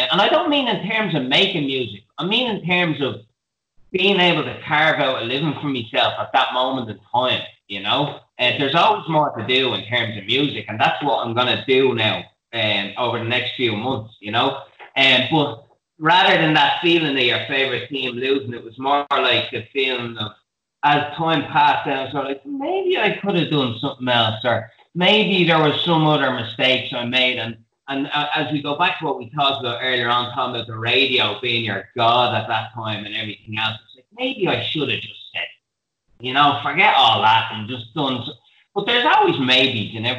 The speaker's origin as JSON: {"language": "English", "town": "Dublin", "region": "Leinster", "country": "Ireland", "tie": "born or raised there", "also_born_or_lived": "Australia", "said": "the same group of lads from Tala that I've hung around with since I'm 14"}